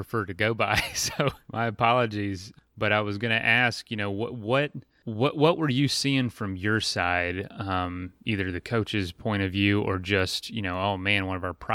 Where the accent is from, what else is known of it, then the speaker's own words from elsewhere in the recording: Florida, United States; I grew up in Florida